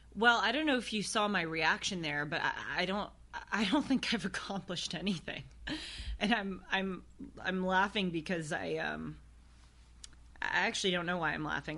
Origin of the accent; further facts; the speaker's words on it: United States; I was born in the United States of America